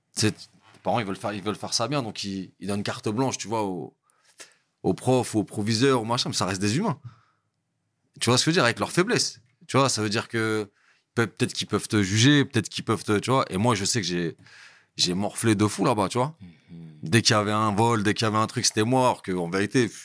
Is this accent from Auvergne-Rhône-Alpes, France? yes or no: no; Montreuil, Île-de-France, France; also born or lived in Bondy / Val-d'Oise; Je suis né à Montreuil, à l'intercommunal. Voilà. Et euh, j'ai grandi à Montreuil